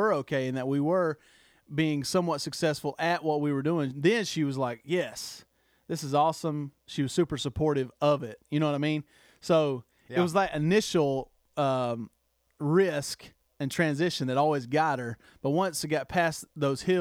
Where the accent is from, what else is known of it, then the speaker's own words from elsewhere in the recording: the South, United States; I grew up in, you're the same as me, Toby, but we grew up in the South